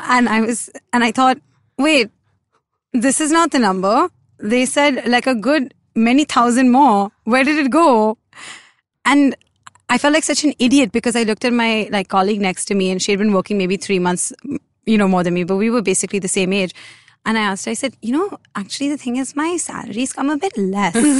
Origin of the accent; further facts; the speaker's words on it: India; a lot of us as Indian kids